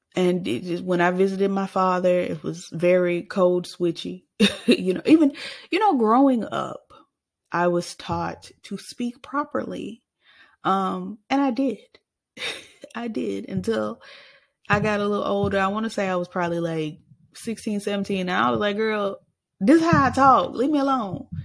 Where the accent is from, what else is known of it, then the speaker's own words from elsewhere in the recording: Arkansas, United States; I was born in the state, unfortunately, that Bill Clinton was born